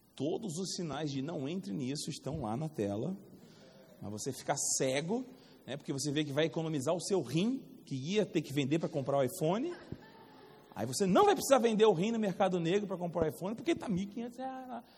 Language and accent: Portuguese; Rio de Janeiro, Brazil; now in Campina Grande, Brazil; Eu sou do Rio de Janeiro